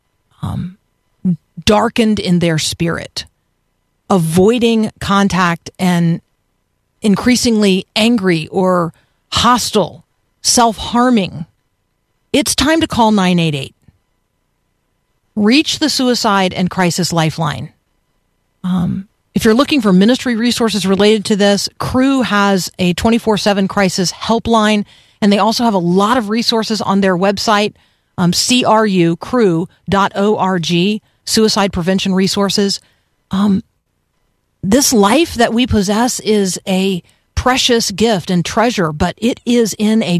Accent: Tampa, Florida, United States; I grew up in Tampa

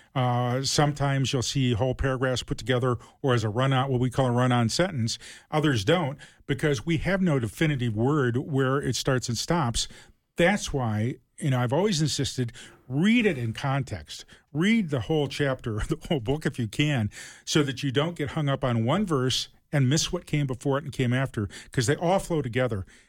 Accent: Toledo, Ohio, United States; I grew up in Ohio, uh, Toledo.

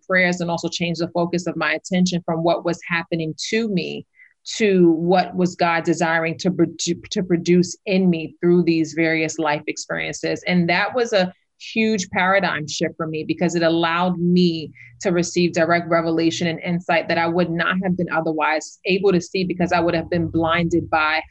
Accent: New York City, New York, United States; I am from New York City.

